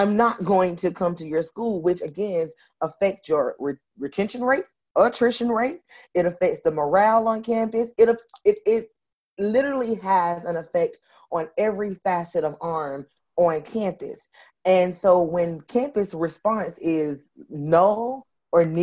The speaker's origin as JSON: {"language": "English", "region": "Florida", "country": "United States", "said": "I'm from Florida"}